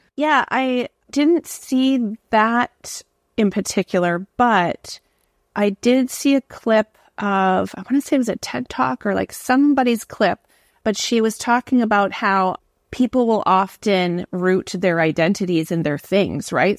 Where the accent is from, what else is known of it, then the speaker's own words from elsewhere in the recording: Canada; moved away as an adult; also born or lived in New York City, United States / Singapore; now in Hawaii, United States; So I'm from Canada. I've moved to New York City and taught there. Then I moved to Singapore. Now I live in Hawaii